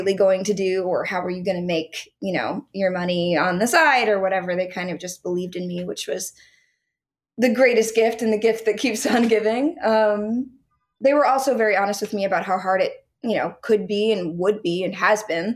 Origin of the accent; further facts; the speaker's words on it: Stamford, Connecticut, United States; moved away; I'm originally from Connecticut, from Stamford.